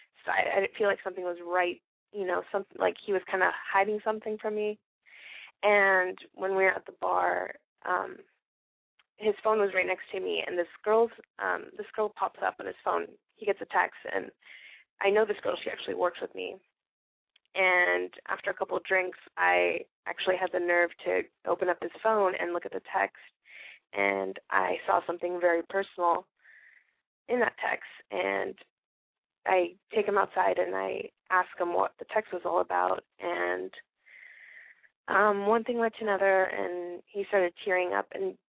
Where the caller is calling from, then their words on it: Palm Springs, California, United States; I'm 20 years old, and I'm calling from Palm Springs.